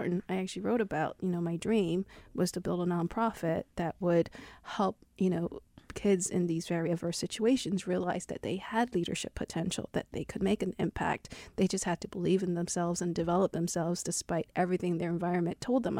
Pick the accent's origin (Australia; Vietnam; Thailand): Vietnam; Ho Chi Minh City; born there; in my place where I was born in Vietnam, in Saigon.